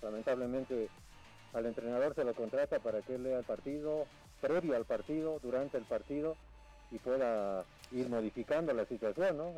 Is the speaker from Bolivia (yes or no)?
yes; Bolivia; como bolivianos